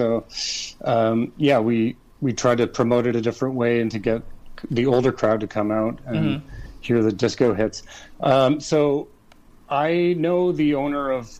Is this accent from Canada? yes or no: yes; East Coast, Atlantic Canada, Canada; moved away as an adult; also born or lived in Montreal; now in Toronto, Canada; I live in Toronto now, but I grew up on the East Coast.